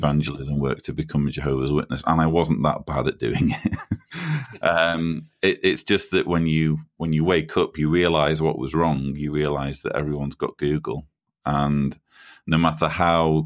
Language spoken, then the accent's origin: English; Manchester, North West England, United Kingdom; moved away as an adult; now in Croatia; You can probably tell from my accent that I'm a Brit. I was born and raised in Manchester or near Manchester in the UK